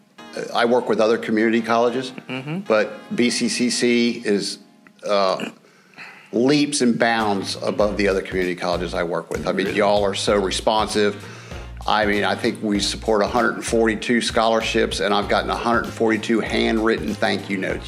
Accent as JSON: {"language": "English", "town": "Cincinnati", "region": "Ohio", "country": "United States", "also_born_or_lived": "Raleigh, North Carolina / Winston-Salem, North Carolina", "moved": "as an adult", "lives_now": "Greenville, United States", "said": "Originally, I'm from Cincinnati, Ohio"}